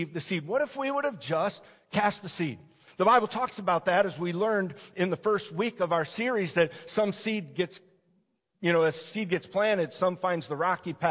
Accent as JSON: {"language": "English", "town": "Detroit", "region": "Michigan", "country": "United States", "tie": "born or raised there", "said": "I grew up in the Detroit area and Metro Detroit area"}